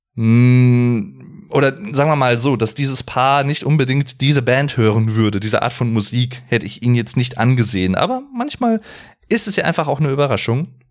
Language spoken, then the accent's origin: German; Arnsberg, North Rhine-Westphalia, Germany; ich komme auch aus Arnsberg